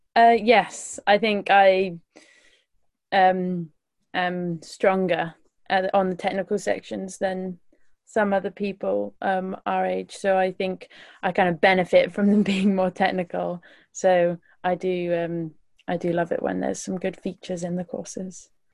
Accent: West Midlands, United Kingdom; I'm from the West Midlands, so um, yeah, I live right in, in the bottom of the West Midlands

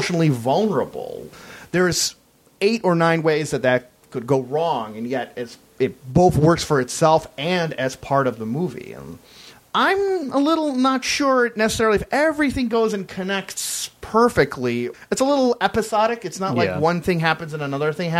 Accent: United States; as an American

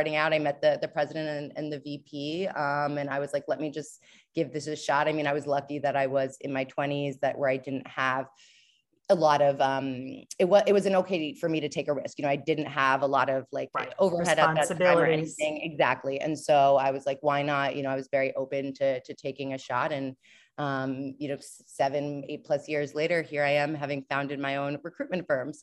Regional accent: New York, United States; moved away as an adult; also born or lived in Portland, Maine; I'm from New York.

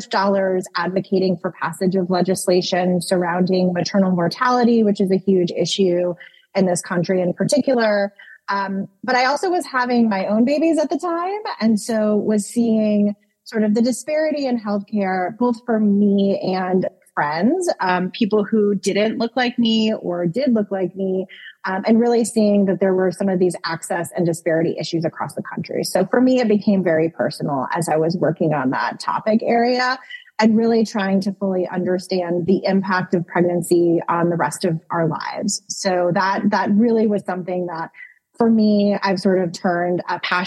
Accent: rural Northwest Connecticut, United States; also born or lived in Washington, D.C.; now in Virginia, United States; I am actually from a very rural area in Northwest Connecticut. I grew up in the house that my mother grew up in, very small town

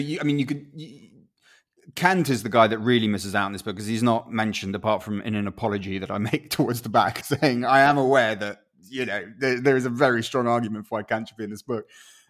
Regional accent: Chile; first language Spanish; English is a second language; also born or lived in Guatemala; if I hadn't sort of had those early years growing up in Chile, I would weirdly feel less Guatemalan, because to me, the sound of Spanish was my first language, right?

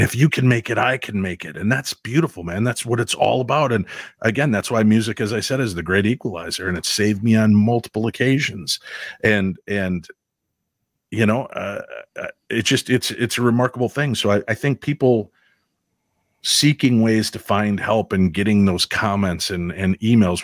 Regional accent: Chicago, Illinois, United States; moved away; also born or lived in Minnesota; growing up in Chicago

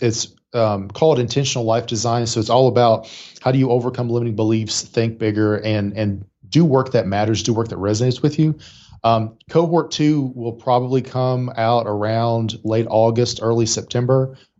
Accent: Appalachia, United States; I actively tried to lose my accent because I was like, well, successful people don't sound like me. Like I'm from up a holler. Nobody sounds like that.

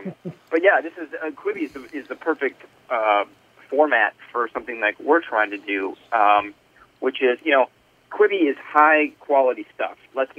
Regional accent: Woodbury, Minnesota, United States; Brian and I are from Minnesota, so we pitched mm-hmm. the Minnesota episode, and we're lucky enough to, you know, be hired to do it. But Gray Cloud Island is actually a real island. We grew up in Woodbury. It's very close to that.

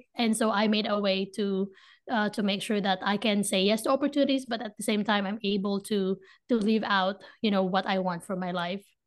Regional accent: Manila, Metro Manila, Philippines; moved away as an adult; now in United States; I was born and raised in the Philippines, in Manila, Philippines

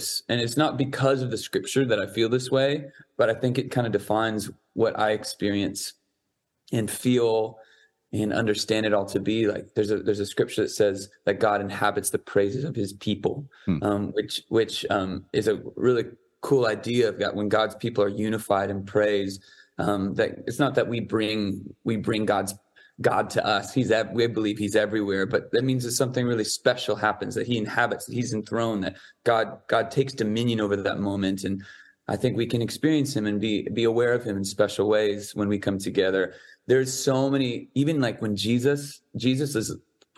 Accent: San Diego, California, United States; I grew up in San Diego

